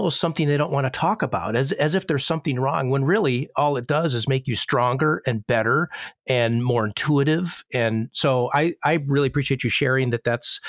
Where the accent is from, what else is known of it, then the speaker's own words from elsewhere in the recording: Illinois, United States; Growing up in Illinois, not a lot of winter sunshine anyways.